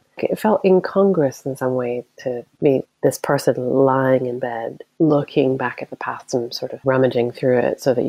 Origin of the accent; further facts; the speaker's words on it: United States; moved away as an adult; now in Scotland, United Kingdom; As an American